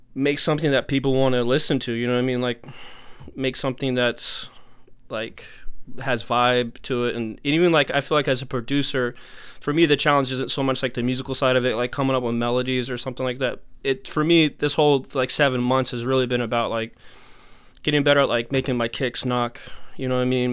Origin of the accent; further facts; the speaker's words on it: Texas, United States; now in New York, United States; I'm from Texas originally. I've been in New York for a minute, but I'm from Texas originally